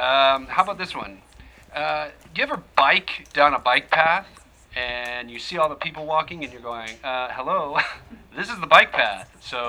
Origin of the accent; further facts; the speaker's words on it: Northern Illinois, United States; now in Los Angeles, United States; I'm from Northern Illinois.